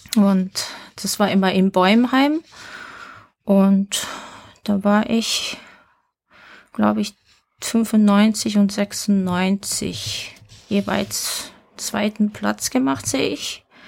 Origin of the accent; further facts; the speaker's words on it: Tokyo, Japan; geboren am 12. Dezember 1977 in Tokio